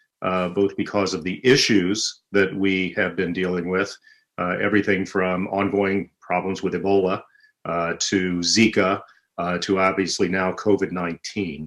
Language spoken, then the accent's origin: English; River Bend, West Virginia, United States; I was born and raised in West Virginia on a place called the Coal River, a little turn in the road called River Bend